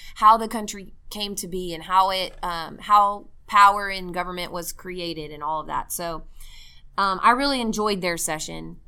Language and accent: English; Mesquite, Texas, United States; my hometown, by the way, of Mesquite, Texas